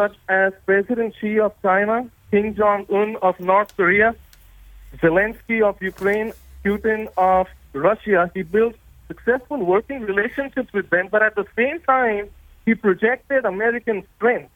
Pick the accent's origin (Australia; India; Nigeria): India; born or raised there; also born or lived in Summit, New Jersey, United States; now in Florida, United States